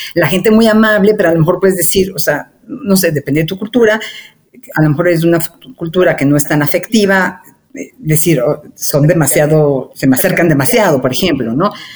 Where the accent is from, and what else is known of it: Mexico; moved away as an adult; also born or lived in Argentina / Chile